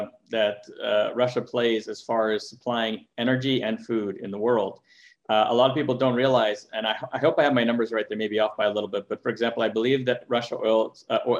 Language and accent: English; Montreal, Quebec, Canada; now in California, United States; I grew up in Montreal, so I've been through the tough weather and very cold and snowy weather